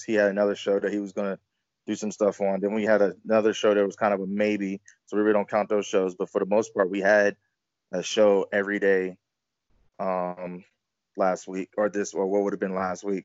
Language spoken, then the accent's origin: English; Virginia, United States; I grew up in Virginia